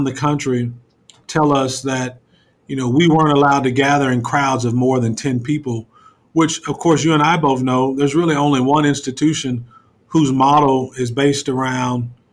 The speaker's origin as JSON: {"language": "English", "town": "Lawton", "region": "Oklahoma", "country": "United States", "tie": "born or raised there", "said": "I grew up there in Lawton"}